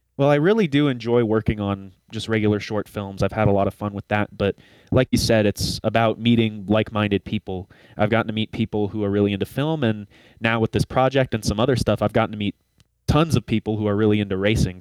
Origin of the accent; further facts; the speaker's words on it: Colorado, United States; growing up in Colorado